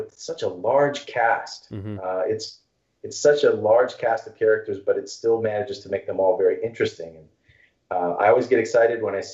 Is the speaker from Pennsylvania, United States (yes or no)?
no; Texas, United States; I grew up in Texas